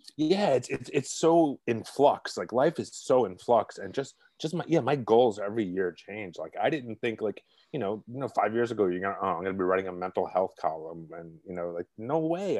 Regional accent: New York City, New York, United States; accent: Brooklyn; moved away; I'm originally from Brooklyn, if you can't tell by the accent

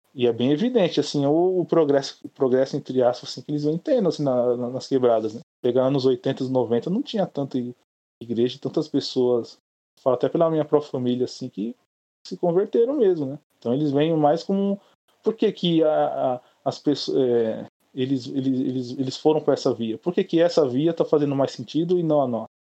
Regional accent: São Paulo, Brazil; eu sou do Grajaú, vive aqui no Grajaú

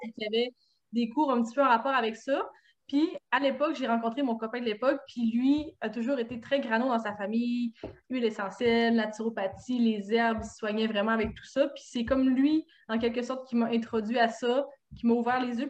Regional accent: Saguenay, Quebec, Canada; je viens du Saguenay

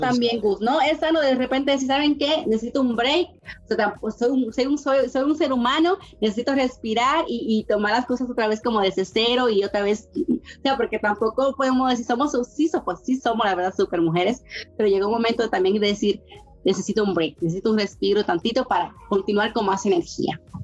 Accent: Dominican Republic; moved away as an adult; now in Mexico; Yo vengo de un país eh, muy caluroso, República Dominicana, en el Caribe

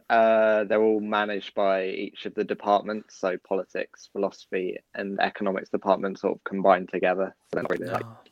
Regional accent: Kent, South East England, United Kingdom; I'm from Kent, so my parents have been sending me photos of, like, the 4 or 5 inches they've had covering roads and the gardens.

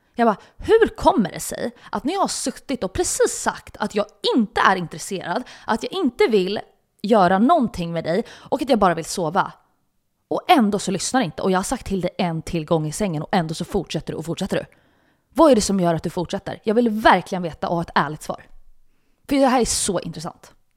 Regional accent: Stockholm, Stockholm County, Sweden; jag är uppväxt i, i en, en närförort som heter Hägersten

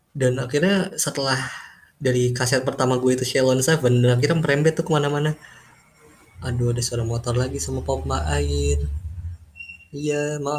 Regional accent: Jakarta, Indonesia; born there; jadi gue ini lahir di Jakarta dan gue lahir di keluarga yang gimana ya sederhana sih

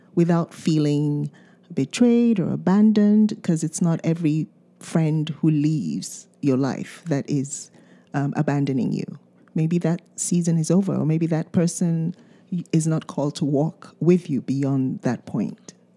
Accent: Nigeria; first language Yoruba; English is a second language; moved away; we speak two different Nigerian languages

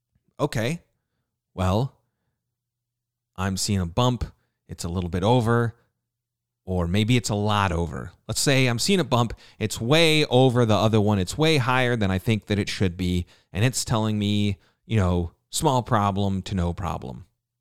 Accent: New Jersey, United States; I'm from New Jersey. And I stared at him.

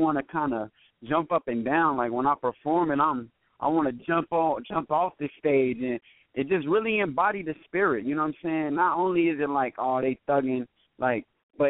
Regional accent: United States; Napa, of course, my hometown

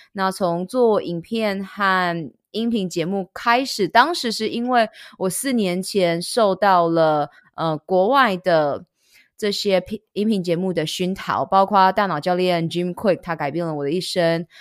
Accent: Taiwan; moved away; also born or lived in United States; 到了国外念书，我也是每半年就会回来台湾做检查

